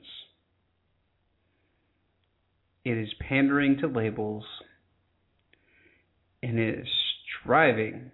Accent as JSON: {"language": "English", "country": "United States"}